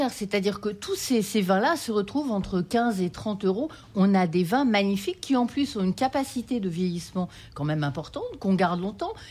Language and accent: French; France; Donc les, vins liquoreux chez nous en France, c'est plutôt des vins blancs.